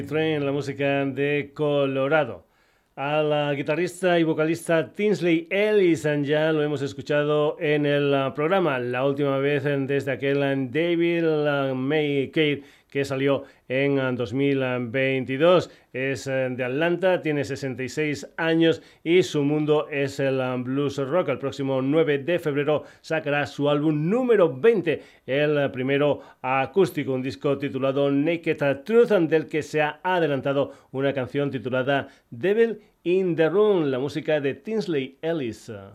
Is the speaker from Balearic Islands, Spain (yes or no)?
no; Extremadura, Spain; en mi tierra, en Extremadura